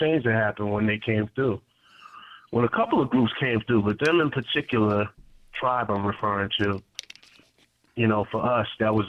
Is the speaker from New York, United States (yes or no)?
yes; Queens, New York, United States; Queens is just a playground of creativity, honestly. You know, Queens is one of those spots where a lot of different cultures obviously exist.